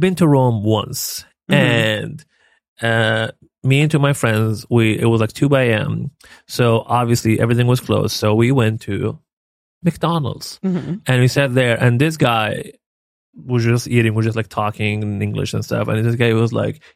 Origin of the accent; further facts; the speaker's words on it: Libya; we're from Libya